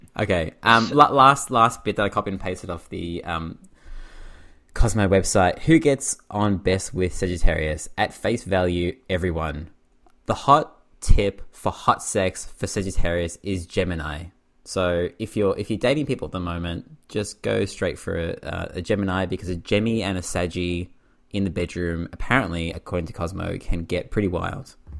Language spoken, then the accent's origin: English; Australia; I'm from Australia